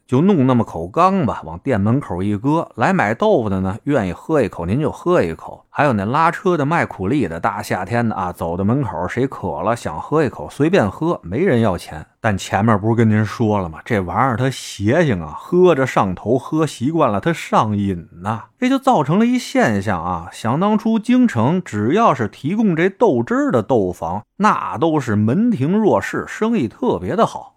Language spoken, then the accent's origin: Chinese; Beijing, China; 作为一个土生土长的老北京